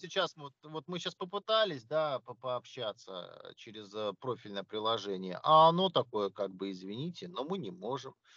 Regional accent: Russia; я из России

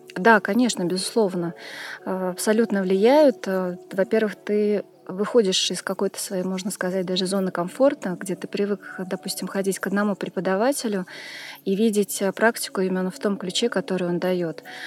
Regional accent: Tashkent, Uzbekistan; also born or lived in Montenegro; now in Moscow, Russia; Родом я из Ташкента, э, но живу в Москве.

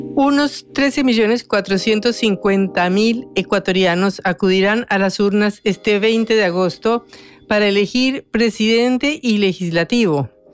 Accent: Colombia; yo soy colombiana

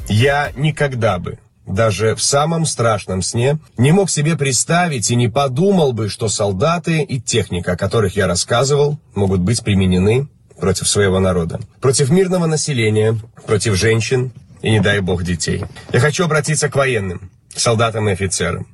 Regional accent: Belarus; мы, белорусы

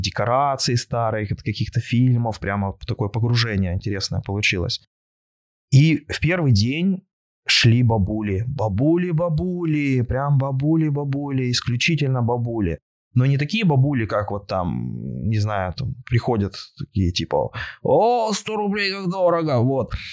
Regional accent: Yekaterinburg, Sverdlovsk Oblast, Russia; я родом из Екатеринбурга

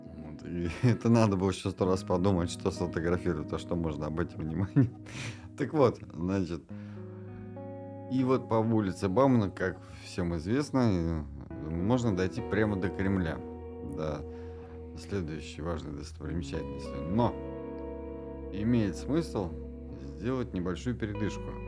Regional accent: Kazan, Tatarstan, Russia; мы с Аделем, как коренные казанцы, помним эту улицу еще не пешеходной

